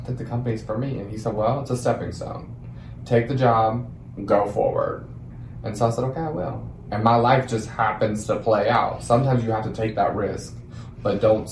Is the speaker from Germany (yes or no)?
yes; Germany; moved away as an adult; now in Texas, United States; I'm from Germany.